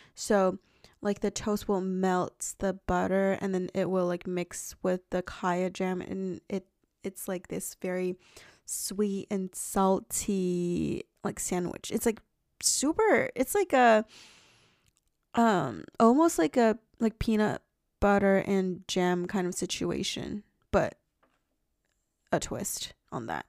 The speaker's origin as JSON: {"language": "English", "country": "China", "tie": "born or raised there", "moved": "yes", "said": "I ate a lot of, like, fruit growing up in China"}